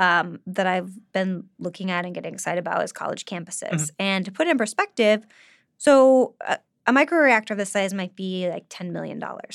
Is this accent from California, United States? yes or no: yes; California, United States; I'm from California